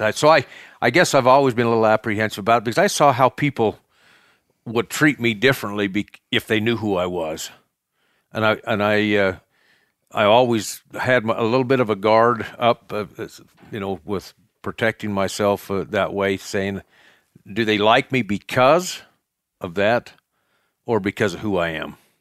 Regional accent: Cokeville, Wyoming, United States; I was raised in Cokeville as well. Um, Raised on a ranch, a cattle ranch here

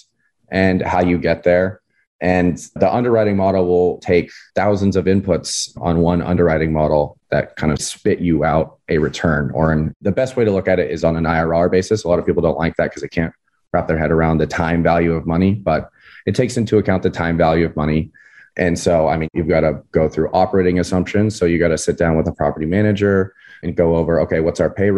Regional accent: San Clemente, California, United States; I grew up in Southern California, in a little beach town called San Clemente.

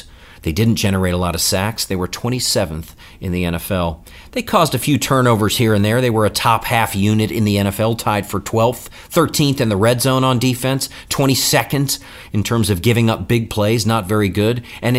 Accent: United States; I grew up right outside of Washington, D.C., was there every week of my life for 20 years

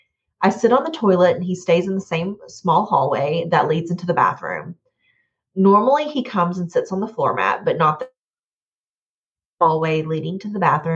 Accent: Montebello, California, United States; It's the oldest church in the town I grew up in Montebello

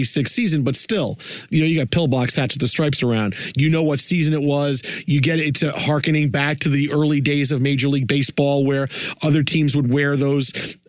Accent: New York City, New York, United States; I'm from Staten Island

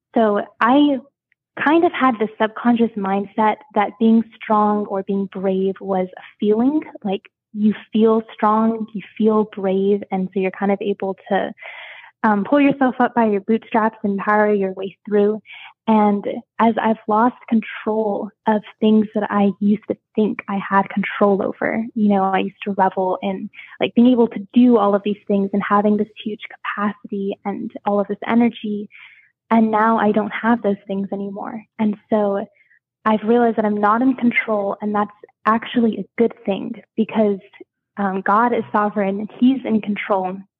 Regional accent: Washington, United States; moved away as an adult; also born or lived in Hawaii; now in Fort Riley, Kansas, United States; Originally from Hawaii, um, but I moved to Washington State when I was about six years old. So I've been there most of my life

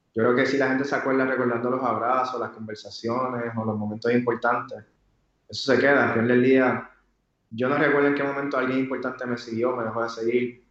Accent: Puerto Rico; como yo soy puertorriqueño, pues tenía que conocer mi cultura

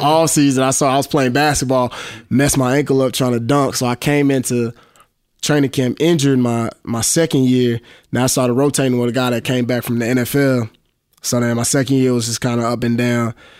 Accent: Dallas, Texas, United States; I'm from Dallas

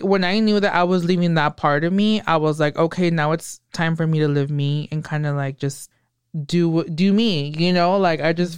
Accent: Hollister, California, United States; also born or lived in Watsonville, California; I was born in Watsonville, didn't live there much. I lived here a little bit, like till I was nine or 10, and oh, then okay. moved to Hollister

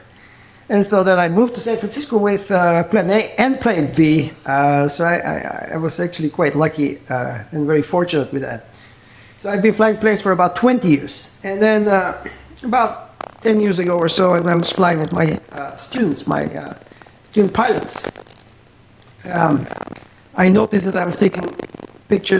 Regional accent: Bulgaria; moved away as an adult; now in United States; Originally from Bulgaria, and I moved to the U.S. a little over 30 years ago to study music.

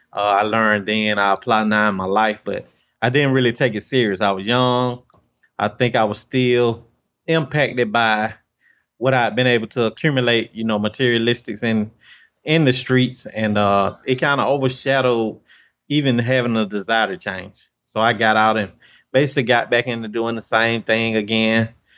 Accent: Albany, Georgia, United States; born or raised there

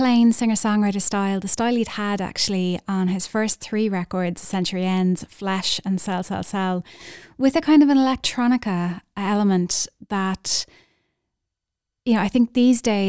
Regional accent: Skibbereen, County Cork, Ireland; my hometown of Skibbereen in West Cork

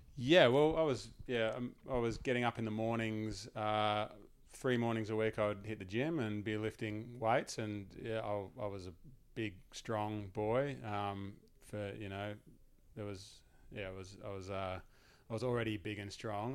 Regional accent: Langwarrin, Victoria, Australia; I grew up in Langwarren, which is probably, I don't know, half an hour, forty minutes drive away from where you grew up

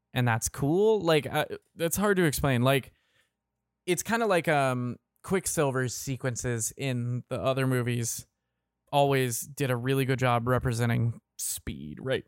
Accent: Kentucky, United States; also born or lived in Indiana / Georgia; now in Florida, United States; I'm from Kentucky. I've lived in, I moved from Kentucky, the Kentucky, Indiana area to Georgia, lived there for a few years, and now live in Florida.

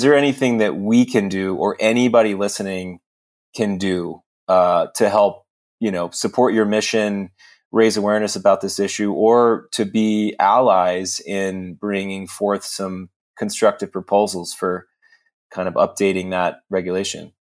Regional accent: Texas, United States; I'm a Texan

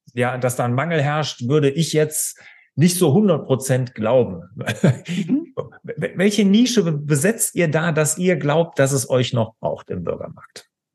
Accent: Cologne area, North Rhine-Westphalia, Germany; Jetzt komme ich hier ja aus Deutschland, aus dem Rheinland, hier Köln, die Gegend

